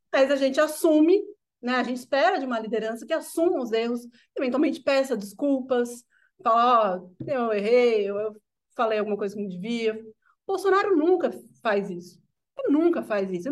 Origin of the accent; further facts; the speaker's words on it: São Paulo, Brazil; sou nascido e criado aqui em São Paulo